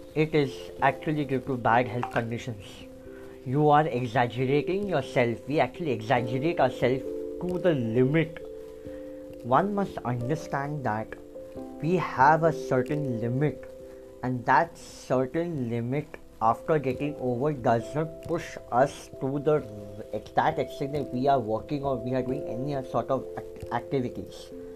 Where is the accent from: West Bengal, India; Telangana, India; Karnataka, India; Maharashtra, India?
West Bengal, India; Kolkata; I am from Kolkata